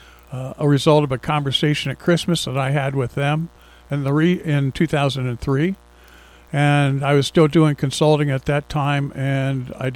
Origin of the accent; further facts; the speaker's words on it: Columbus, Ohio, United States; moved away as an adult; also born or lived in New Jersey; now in Central Pennsylvania, United States; I grew up in Columbus, Ohio